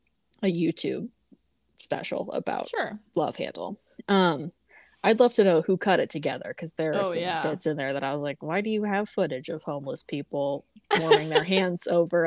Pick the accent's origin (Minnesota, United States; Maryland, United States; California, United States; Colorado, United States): Colorado, United States; We're from Colorado.